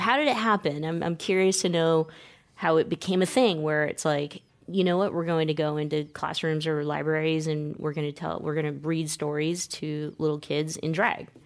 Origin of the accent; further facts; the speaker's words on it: California, United States; myself being born and raised in California